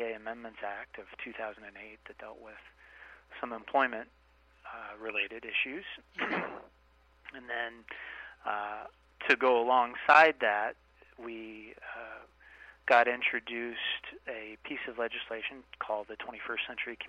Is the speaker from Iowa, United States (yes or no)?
yes; Iowa, United States; moved away as an adult; also born or lived in Washington, D.C.; I grew up in Iowa, as I think I said earlier, and went to school at the University of Iowa